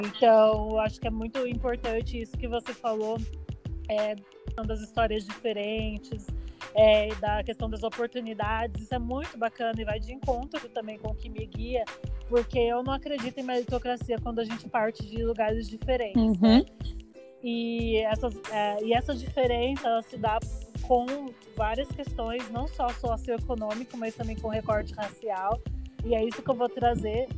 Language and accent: Portuguese; Barueri, São Paulo, Brazil; Eu sou natural de Barueri, São Paulo, Zona Oeste.